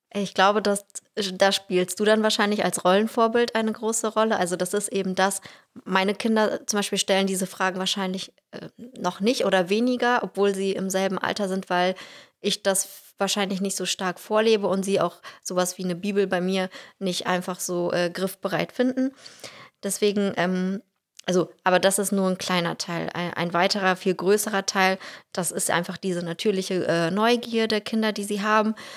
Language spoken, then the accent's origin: German; Russia; now in Ganderkesee, Germany; ich bin in Russland geboren und aufgewachsen